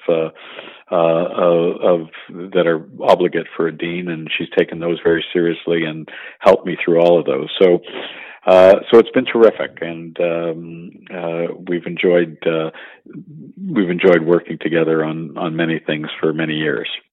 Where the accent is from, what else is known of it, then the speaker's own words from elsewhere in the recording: Montreal, Quebec, Canada; I'm a native Montrealer and uh, grew up